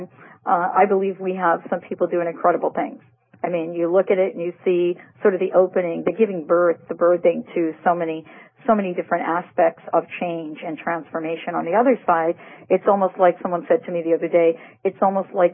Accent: New York City, New York, United States; my hometown, New York City

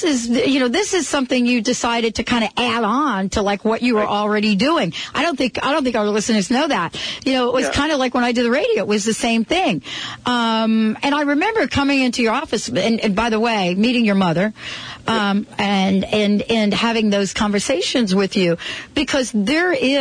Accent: New Jersey, United States; My hometown there, Jersey

